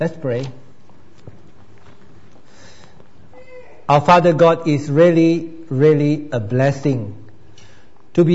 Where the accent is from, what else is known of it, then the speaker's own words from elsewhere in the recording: Malaysia; now in Australia; I come from Malaysia